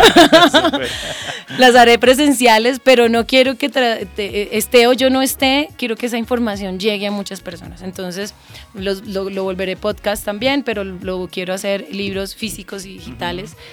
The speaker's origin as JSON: {"language": "Spanish", "country": "Colombia", "also_born_or_lived": "Santander / Los Llanos", "said": "yo soy una mujer llanera, santanderiana, colombiana, súper latina"}